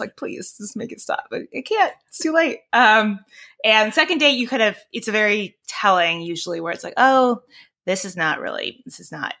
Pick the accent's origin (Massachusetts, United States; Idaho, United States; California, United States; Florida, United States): California, United States; Northern; also born or lived in Washington D.C. / Maryland; I'm from California, uh, Northern California